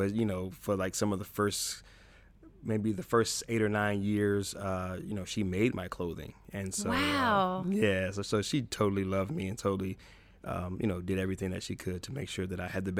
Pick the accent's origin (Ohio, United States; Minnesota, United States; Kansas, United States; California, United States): Ohio, United States; Toledo; also born or lived in Chicago; I was born in Chicago, Illinois, Cook County Hospital, to be exact. Spent 7 years in Chicago, and then my grandmother moved myself and my mother into a home in Toledo, Ohio.